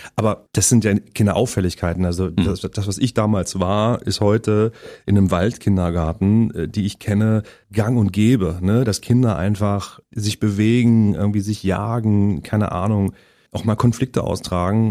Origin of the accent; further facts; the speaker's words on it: Halle, Saxony-Anhalt, Germany; now in Berlin, Germany; Also bin ich sehr lange und sehr behütet im Osten aufgewachsen in Sachsen-Anhalt